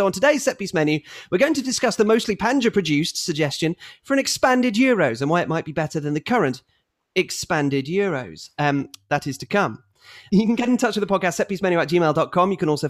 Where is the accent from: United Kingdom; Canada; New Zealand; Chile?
United Kingdom; England; I grew up in England and have vivid memories of its casual xenophobia.